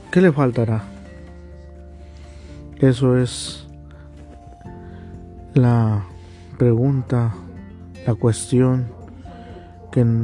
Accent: Mexico; porque nosotros como mexicanos hicimos la Liga MX

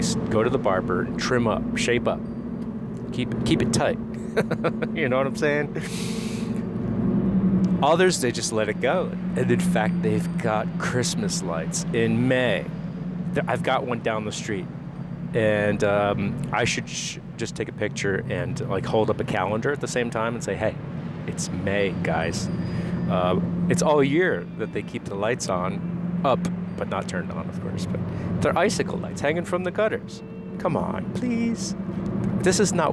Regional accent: New Jersey, United States; moved away; also born or lived in Eastern Europe (ancestry); Jersey boy, right? Yeah, well, I don't know if I've got a dialect

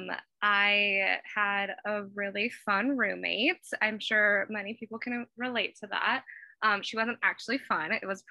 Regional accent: Los Angeles, California, United States; moved away as an adult; also born or lived in Sonoma County; I grew up in Los Angeles, the big city.

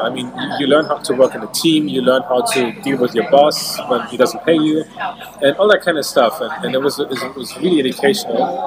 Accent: Germany; now in Singapore; I grew up in Germany

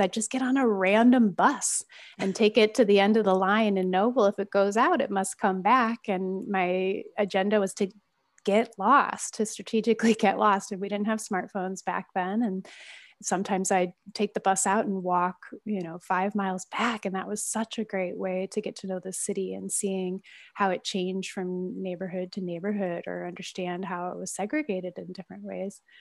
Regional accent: Midwest, United States; moved away; also born or lived in San Francisco / Oakland; me growing up in the Midwest

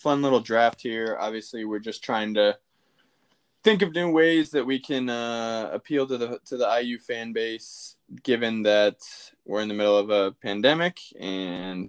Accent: Evansville, Indiana, United States; We're both from the Evansville, Indiana area.

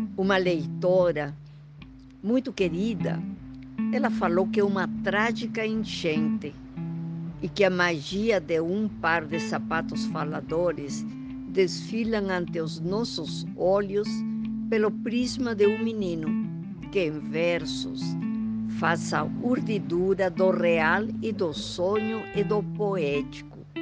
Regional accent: Huancayo, Junín, Peru; accent: Peruvian; Portuguese is a second language; moved away as an adult; also born or lived in Lima, Peru / Paris, France; now in Brazil; Vocês devem estar sentindo no meu sotaque que eu sou peruana, mas moro no Brasil há muito, muito tempo

